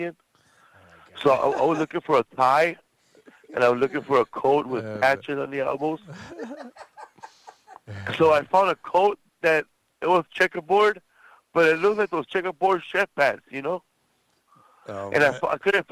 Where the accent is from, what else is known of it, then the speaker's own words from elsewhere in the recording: Los Angeles, California, United States; I grew up in a neighborhood called Pico Aliso Housing Projects. It's connected to two other housing projects, Aliso Village and Pico Gardens, and I grew up in Pico Gardens housing projects